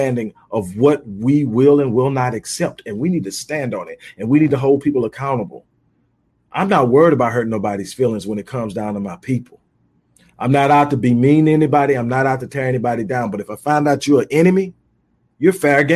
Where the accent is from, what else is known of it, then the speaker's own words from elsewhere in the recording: Houston, Texas, United States; now in Houston, United States; I'm originally from Houston, but I've lived in a lot of different places